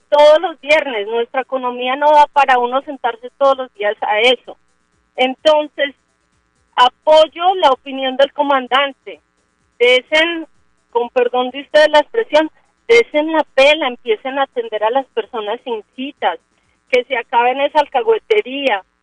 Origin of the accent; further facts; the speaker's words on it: Colombia; Qué tristeza que nosotros como colombianos seamos como payasos de los funcionarios de Bogotá